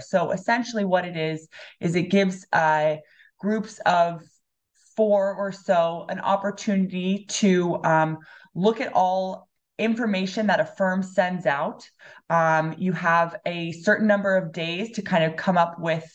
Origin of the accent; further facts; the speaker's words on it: Los Angeles, California, United States; also born or lived in Spain; now in Ann Arbor, United States; I'm originally from Los Angeles, California.